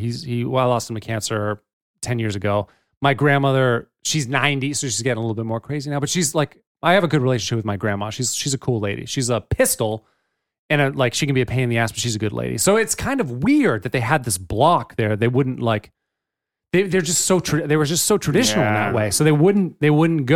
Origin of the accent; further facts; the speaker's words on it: Hooksett, New Hampshire, United States; also born or lived in Lawrence, Massachusetts / North Andover, Massachusetts / Manchester, New Hampshire / Epping, New Hampshire; It got more stable when I moved to Hooksett. My next year, a year later from this, I moved to Hooksett, and I'm there all through high school